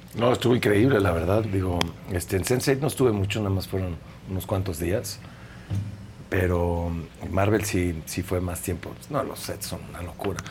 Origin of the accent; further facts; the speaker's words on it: Mexico; Soy mexicano, vivo en México